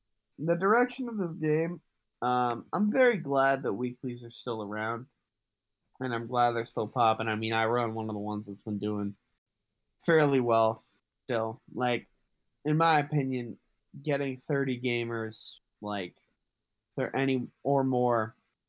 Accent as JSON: {"language": "English", "region": "Massachusetts", "country": "United States", "said": "I'm from Massachusetts"}